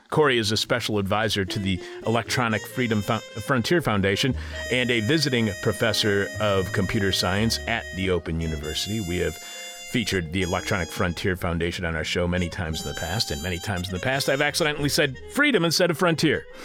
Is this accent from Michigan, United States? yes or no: yes; southeastern Michigan, United States; in my home state of Michigan, southeastern Michigan, actually where I was born and raised.